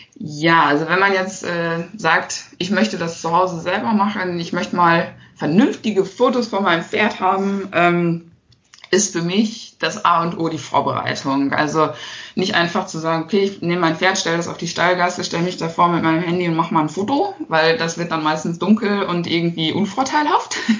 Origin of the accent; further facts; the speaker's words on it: Harsewinkel, North Rhine-Westphalia, Germany; ich komme aus Hasewinkel. Das ist ein äh, kleines Städtchen in der Nähe von Steinhagen.